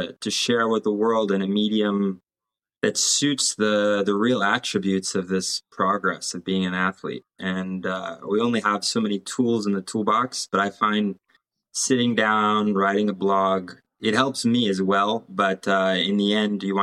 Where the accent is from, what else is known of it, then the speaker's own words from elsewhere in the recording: Cincinnati, Ohio, United States; moved away as an adult; also born or lived in Montana; now in Pyrenees; I was born in Cincinnati, Ohio. I graduated high school over there